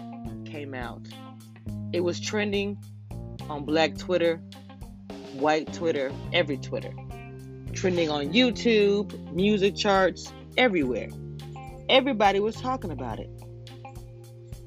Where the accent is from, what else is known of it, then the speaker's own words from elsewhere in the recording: Louisiana, United States; I'm a girl from Louisiana